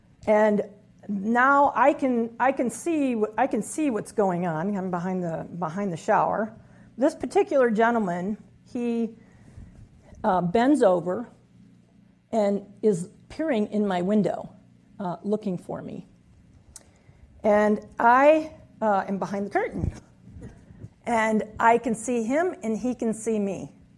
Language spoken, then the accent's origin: English; Midwest, United States; So for a 23-year-old growing up in the Midwest, becoming a park ranger, being there on my own was truly something that I was very, very grateful for.